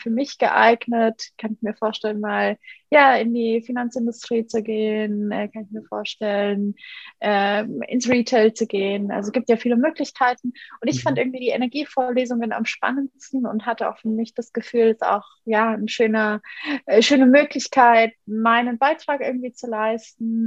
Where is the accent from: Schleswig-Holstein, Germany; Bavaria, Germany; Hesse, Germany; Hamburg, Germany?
Bavaria, Germany; Munich; ich bin in München aufgewachsen